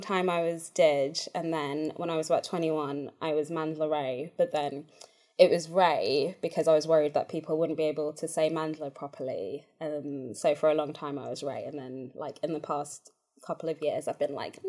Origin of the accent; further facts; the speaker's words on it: South Africa; moved away; also born or lived in Bulawayo, Zimbabwe; So I was born in Bulawayo and we lived there for a little bit, but I don't actually have, I guess, like very many memories of being there because we moved to South Africa when I was about 2.